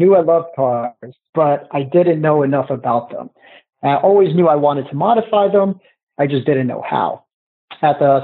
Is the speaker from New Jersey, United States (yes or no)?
yes; Newark, New Jersey, United States; I was raised in Newark, and we didn't have a lot of money